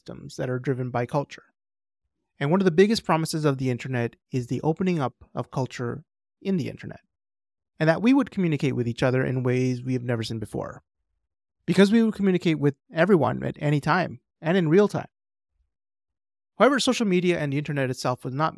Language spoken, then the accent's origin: English; Edmonton, Alberta, Canada; in my hometown